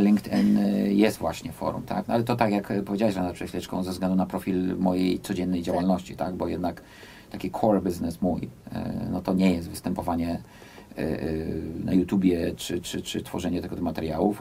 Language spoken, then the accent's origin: Polish; United States; now in Poland; Ja wychowałem się w Stanach Zjednoczonych